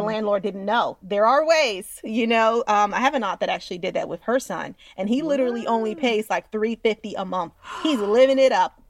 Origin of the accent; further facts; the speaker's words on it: Westchester, New York, United States; I'm from Westchester, guys, and Westchester's fancy